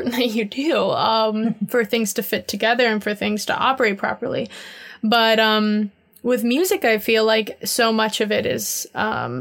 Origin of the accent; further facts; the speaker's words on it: Miami, Florida, United States; moved away as an adult; also born or lived in New York / London; now in Seattle, United States; I grew up in Miami. I'm from there. And I moved to New York when I was 18.